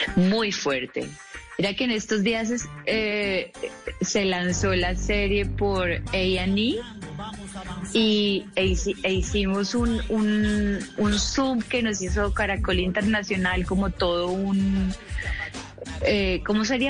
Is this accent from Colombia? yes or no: yes; Colombia; como colombiana